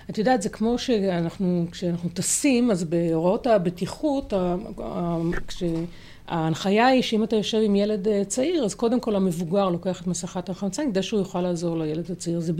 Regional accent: Haifa, Haifa District, Israel; אני גדלתי בחיפה וגדלתי על העצים רוב הזמן.

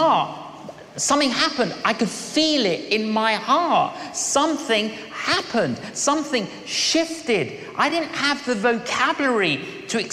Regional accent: London, United Kingdom; when I was growing up in London, I was an agnostic.

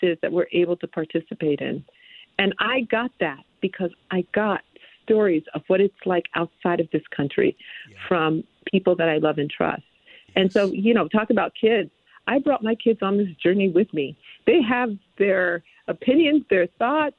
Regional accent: New York, United States; moved away; also born or lived in Connecticut; I grew up in New York. I grew, and then my parents moved to Connecticut

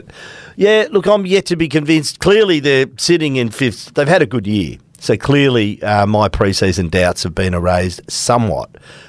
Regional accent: Melbourne, Victoria, Australia; as a kid growing up in Melbourne

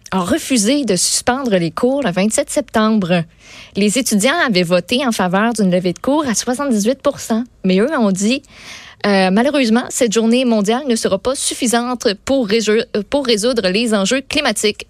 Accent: Quebec, Canada; François Legault, notre premier ministre

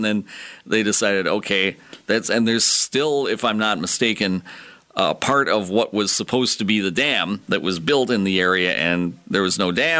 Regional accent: Prairie du Chien, Wisconsin, United States; my hometown, Prairie du Chien

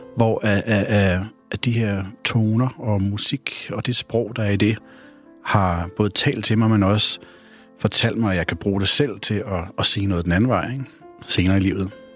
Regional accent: North Zealand, Capital Region of Denmark, Denmark; Jeg voksede op i Esbjerg, Nordsjælland, på sådan en klassisk rækkehusvej.

